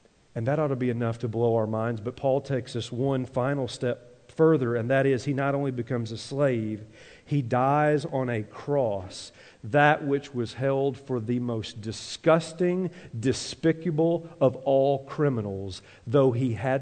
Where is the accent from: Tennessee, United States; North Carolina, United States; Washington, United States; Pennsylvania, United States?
Tennessee, United States; now in Minnesota, United States; growing up in Tennessee to now living in Minnesota